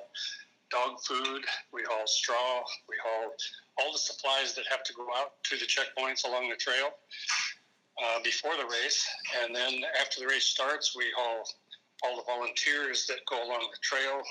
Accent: Anchorage, Alaska, United States; I'm originally from Anchorage, Alaska

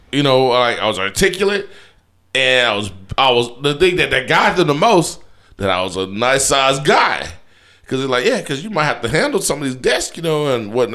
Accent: Houston, Texas, United States; I was from Fifth Ward

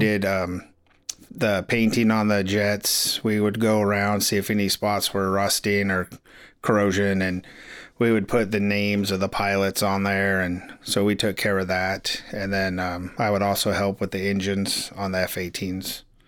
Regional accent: Crescent City, California, United States; also born or lived in Florida; I grew up here in Crescent City.

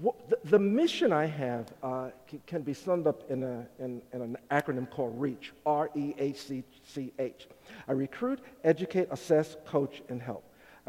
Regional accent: New York City, New York, United States; moved away as an adult; also born or lived in Sandtown, Baltimore; now in Baltimore, United States; because I grew up in New York City.

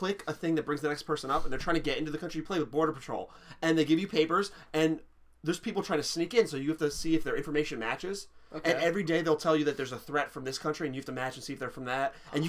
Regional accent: New Jersey, United States; I'm from New Jersey.

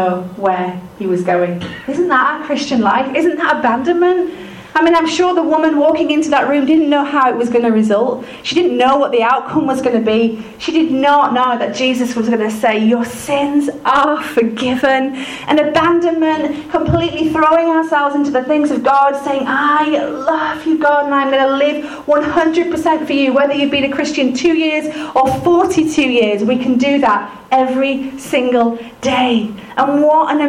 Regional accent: United Kingdom; we're British

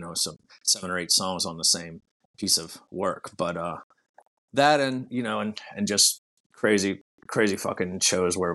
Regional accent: New Orleans, Baton Rouge, Louisiana, United States; we're from New Orleans, Baton Rouge, like those pretty much like sister cities here

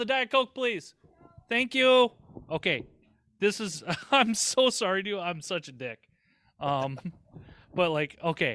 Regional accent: Southern Minnesota, United States; I grew up in Southern Minnesota

